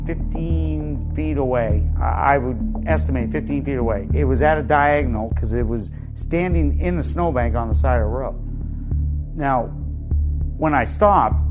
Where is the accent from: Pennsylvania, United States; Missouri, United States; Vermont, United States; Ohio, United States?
Vermont, United States; Newport; I'm originally from Newport, Vermont. Grew up there most of my young life.